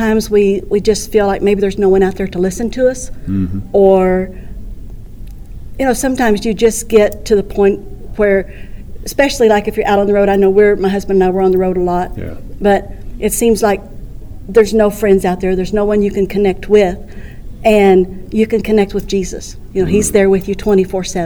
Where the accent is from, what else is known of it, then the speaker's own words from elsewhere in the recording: Centerville, Missouri, United States; I'm from Centerville, Missouri